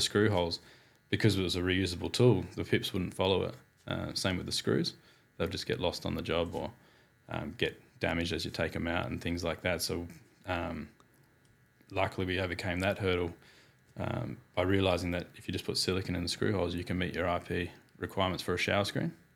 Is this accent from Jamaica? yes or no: no; Perth, Western Australia, Australia; born and bred in Perth. Apprenticeship in Perth